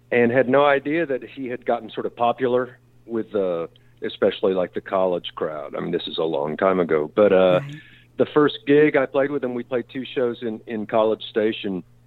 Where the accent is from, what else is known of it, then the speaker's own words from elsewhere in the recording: La Porte, Texas, United States; I grew up in Laporte, Texas, outside of Houston